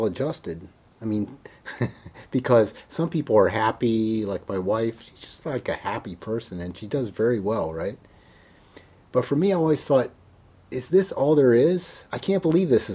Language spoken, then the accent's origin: English; Maryland, United States; I'm born and raised in Maryland